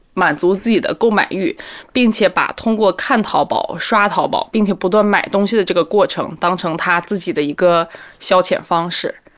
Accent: Hebei, China; now in Beijing, China; 我来自河北，现在在北京的一家新加坡公司做市场工作

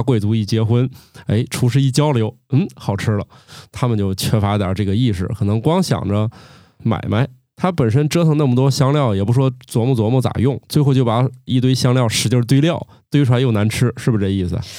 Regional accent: China; 我们中国人

